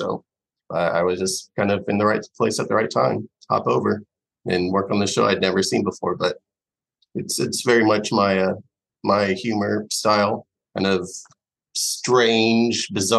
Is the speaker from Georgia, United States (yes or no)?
yes; Georgia, United States; also born or lived in Kentucky; I'm from, well, I was born in Kentucky, but I moved here when I was 5. So I've been in Georgia pretty much my whole life.